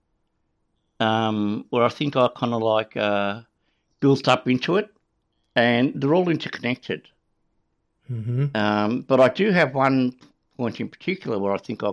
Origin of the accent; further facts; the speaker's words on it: Australia; accent: Australian; also born or lived in Canada; my Australian accent